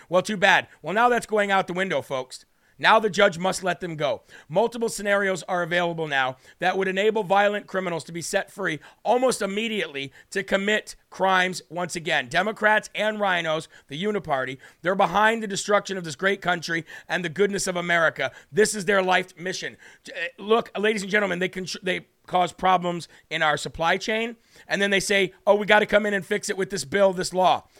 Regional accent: Illinois, United States; moved away; my home state of Illinois.

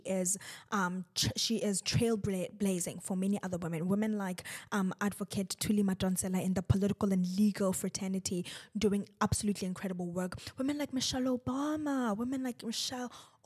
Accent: South Africa; I am South African

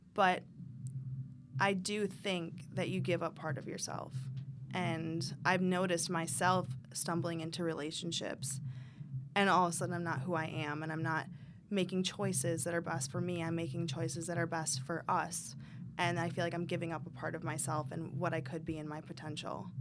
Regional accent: Michigan, United States; I grew up in Michigan, in a small town.

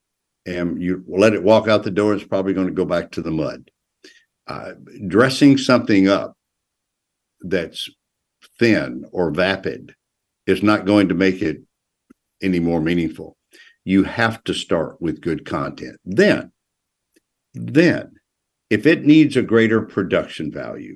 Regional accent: Tennessee, United States; now in North Carolina, United States; neighboring Tennessee, my home state

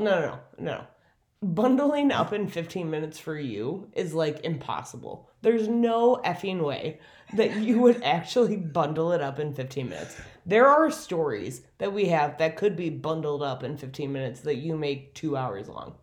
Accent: Minneapolis, Minnesota, United States; also born or lived in South Bend, Indiana; back home to Minneapolis

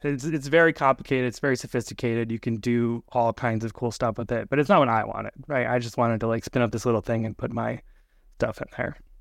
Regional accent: Alaska, United States; moved away as an adult; now in Minneapolis, United States; I grew up kind of in Alaska and then just recently moved into the Minneapolis area.

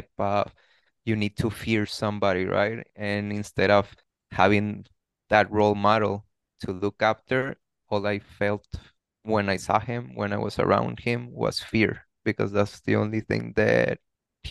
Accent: Tijuana, Baja California, Mexico; born and raised in Tijuana, I could definitely say amazing childhood

